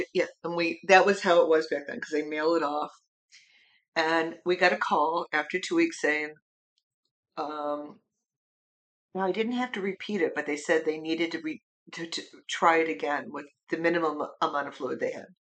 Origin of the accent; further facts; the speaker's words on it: United States; I'm an American citizen